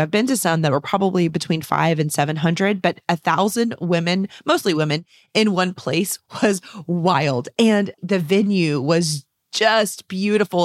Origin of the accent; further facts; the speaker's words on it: San Antonio, Texas, United States; here in San Antonio, Texas, my hometown and state